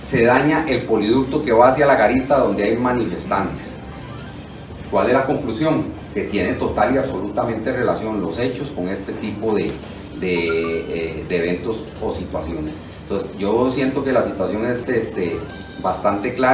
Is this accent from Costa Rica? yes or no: yes; Costa Rica; somos costarricenses.